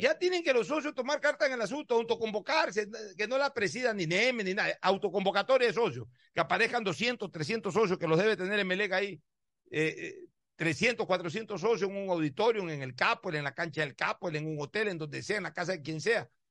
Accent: Guayaquil, Guayas, Ecuador; soy guayaquileño

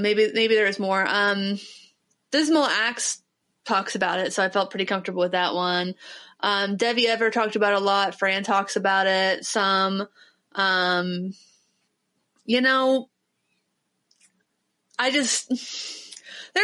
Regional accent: Ohio, United States; I'm from Ohio.

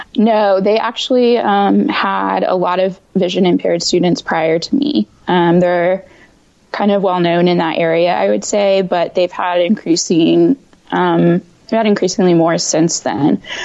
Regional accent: Indiana, United States; moved away as an adult; now in Washington, D.C. metro area, United States; I am based in the DC metro area, um, but I'm actually from Indiana

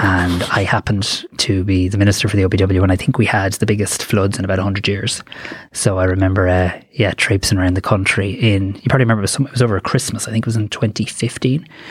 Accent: Greystones, Leinster, Ireland; as a kind of moody, opinionated teenager in Greystones

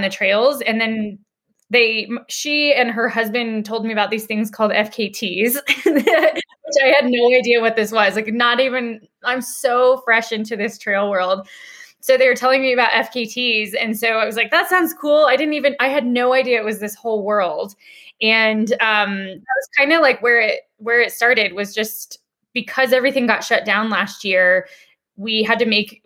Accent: Denver, Colorado, United States; I'm a born and raised native Coloradoan. I'm from Denver.

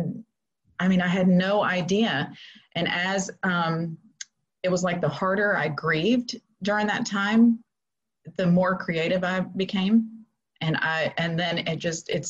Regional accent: Florida, United States; moved away as an adult; I kind of got stuck in Florida with the quarantine, and I had no idea that God was actually bringing me back to my hometown.

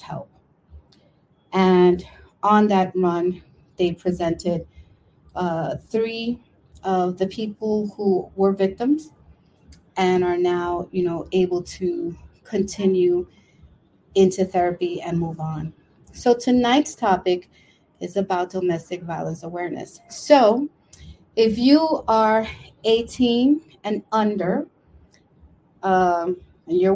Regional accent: New York City, New York, United States; also born or lived in Brooklyn; I was born in Brooklyn, live in Washington Heights, and now was raised in Washington Heights, and now I live in the Bronx

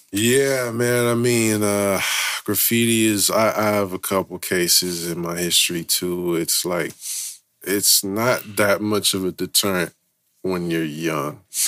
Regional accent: San Francisco, California, United States; growing up in Frisco

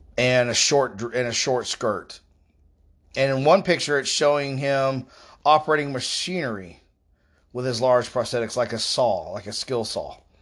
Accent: Florida, United States; I'm from Florida

